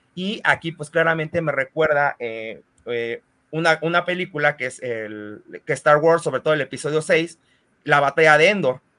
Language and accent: Spanish; Mexico